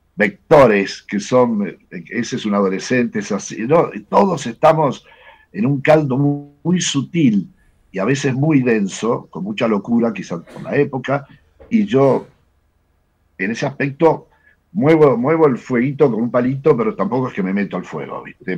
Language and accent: Spanish; Argentina; yo soy argentino, tengo todos mis amigos, tenía todos mis amigos acá